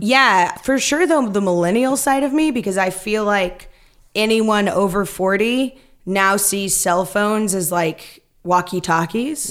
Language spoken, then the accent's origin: English; Stockton, California, United States; moved away; also born or lived in Chicago; I grew up in Stockton